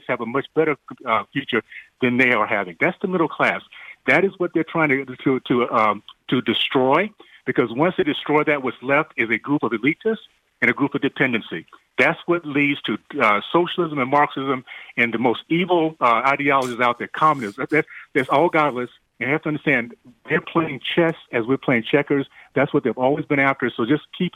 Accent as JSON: {"language": "English", "region": "Deep South", "country": "United States", "tie": "born or raised there", "said": "growing up in the Deep South in the 60s, days of segregation, KKK, I lived in a community"}